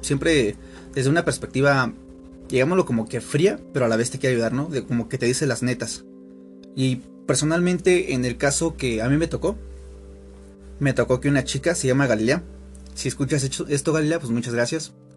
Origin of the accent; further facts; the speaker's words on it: Aculco, State of Mexico, Mexico; soy de Aculco